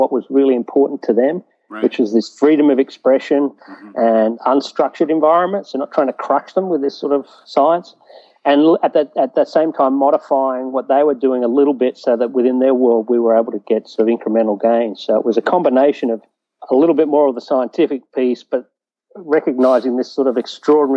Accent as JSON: {"language": "English", "region": "East Coast", "country": "Australia", "tie": "born or raised there", "moved": "as an adult", "lives_now": "United States", "said": "born and bred in Australia on the East Coast there"}